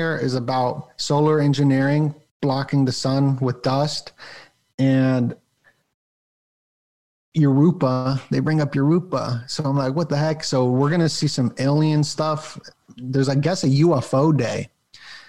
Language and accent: English; Las Vegas, Nevada, United States; I grew up in Las Vegas, so I had birthday parties like in Vegas